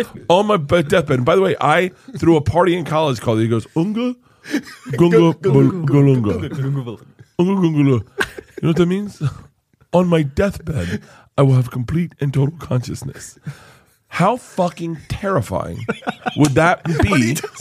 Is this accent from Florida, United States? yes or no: yes; Florida, United States; I grew up in Florida